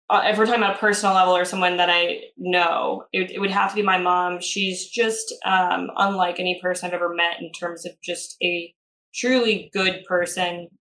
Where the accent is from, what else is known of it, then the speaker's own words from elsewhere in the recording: Arizona, United States; we had gotten done with a hike off of this mountain by ASU when I was growing up in Arizona.